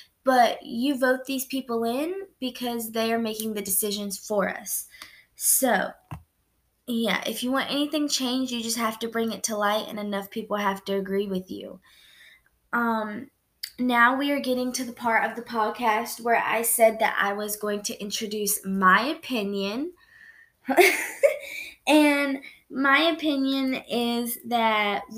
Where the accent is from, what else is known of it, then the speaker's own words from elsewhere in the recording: United States; I was born in the United States. I'm a citizen to the United States